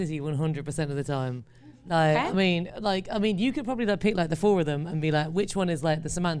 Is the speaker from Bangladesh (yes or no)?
no; England, United Kingdom; I am actually from England.